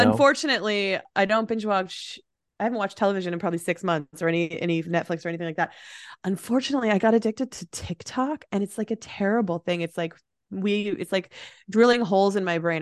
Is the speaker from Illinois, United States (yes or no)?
yes; Chicago, Illinois, United States; also born or lived in Morocco; now in Racine, Wisconsin, United States; I love Chicago. Uh, it, it'll always be home